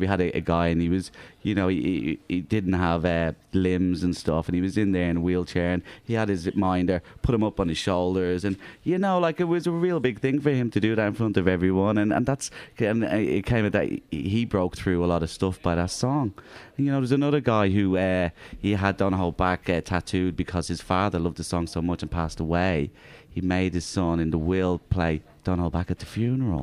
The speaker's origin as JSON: {"language": "English", "country": "Ireland", "moved": "yes", "lives_now": "Australia", "said": "I'm Irish"}